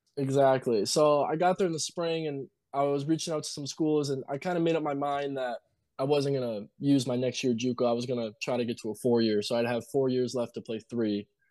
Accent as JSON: {"language": "English", "town": "Marquette", "region": "Michigan", "country": "United States", "tie": "born or raised there", "also_born_or_lived": "Iron Mountain, Michigan", "moved": "yes", "lives_now": "New Mexico, United States", "said": "I was born in Marquette, me and my brother"}